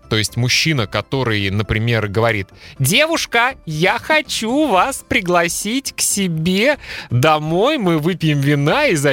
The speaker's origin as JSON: {"language": "Russian", "town": "Kaliningrad", "region": "Kaliningrad Oblast", "country": "Russia", "tie": "born or raised there", "said": "В городе, в котором я родился и жил, в Калининграде – была в 90-е на телевидении программа, которая так и называлась «Беспредел»."}